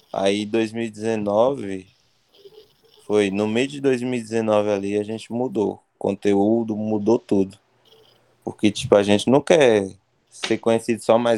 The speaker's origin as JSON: {"language": "Portuguese", "region": "Bahia", "country": "Brazil", "said": "a gente é da Bahia"}